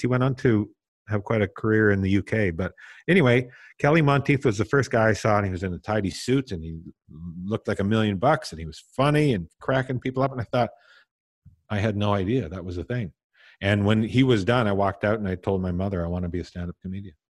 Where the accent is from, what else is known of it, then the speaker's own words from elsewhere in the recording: Tisdale, Saskatchewan, Canada; moved away; also born or lived in Vancouver; I was born and raised in Tisdale, Saskatchewan